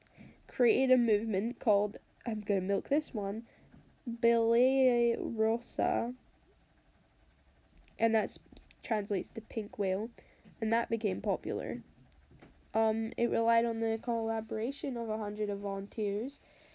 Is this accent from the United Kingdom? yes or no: yes; England, United Kingdom; I'm 14 and I'm English.